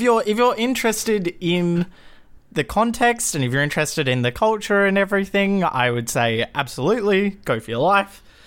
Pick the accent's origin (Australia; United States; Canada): Australia